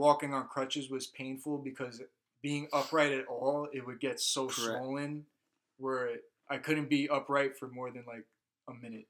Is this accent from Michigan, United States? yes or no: no; New York, United States; moved away; He's like, "Where are you from?" I'm like, "New York." He's like, "You're from New York?" I'm like, "Yes, sir."